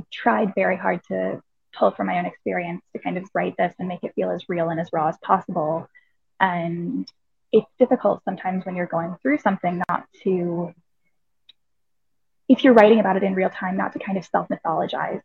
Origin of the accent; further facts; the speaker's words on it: United States; moved away as an adult; now in London, United Kingdom; I am obviously American, but I live in London